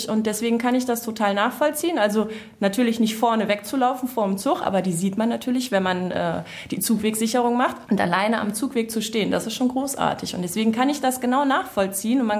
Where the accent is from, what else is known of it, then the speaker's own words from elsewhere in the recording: Hesse, Germany; born there; ich bin ja gebürtige Nordhessin.